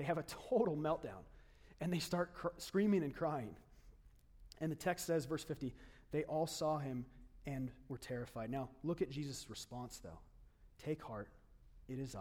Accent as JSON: {"language": "English", "town": "Lake Havasu City", "region": "Arizona", "country": "United States", "tie": "born or raised there", "moved": "yes", "said": "I grew up in Lake Havasu City"}